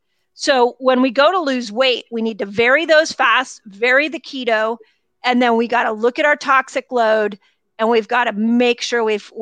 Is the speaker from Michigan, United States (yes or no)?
no; Malibu, California, United States; also born or lived in Sunset Mesa; First thing I have to tell you is I grew up in Malibu. And I grew up in, Lynn, I grew up in Sunset Mesa. I went to Malibu Park Junior High. I went to Webster.